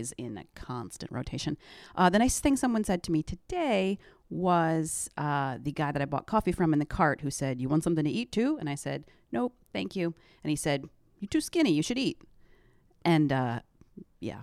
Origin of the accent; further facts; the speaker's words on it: close to Syracuse, upstate New York, United States; moved away; upstate New York